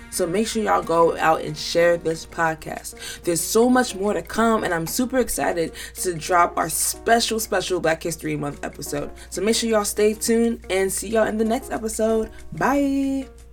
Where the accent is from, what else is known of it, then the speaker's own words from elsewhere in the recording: United States; as a Nigerian American and as a part of the younger generation of Africans